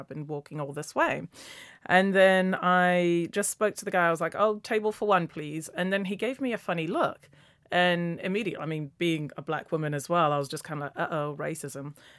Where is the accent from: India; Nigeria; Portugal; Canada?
Nigeria; now in London, United Kingdom; I'm a London based travel blogger. I was born in Nigeria